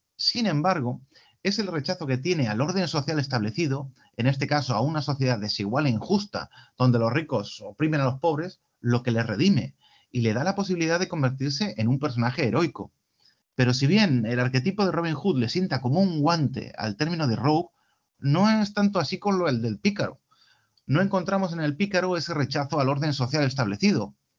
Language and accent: Spanish; Spain; en nuestro caso como españoles